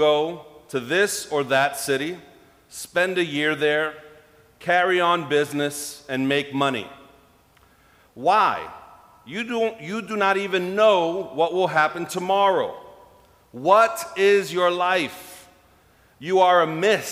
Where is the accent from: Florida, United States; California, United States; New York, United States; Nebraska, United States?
New York, United States; as a New Yorker